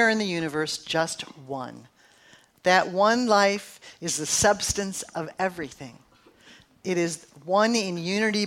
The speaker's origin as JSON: {"language": "English", "region": "Midwest", "country": "United States", "also_born_or_lived": "San Francisco", "moved": "yes", "said": "I'm from the Midwest."}